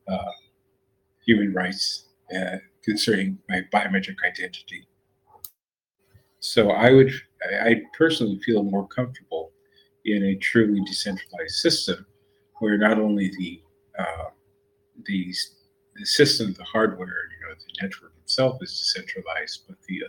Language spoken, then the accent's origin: English; United States; I'm American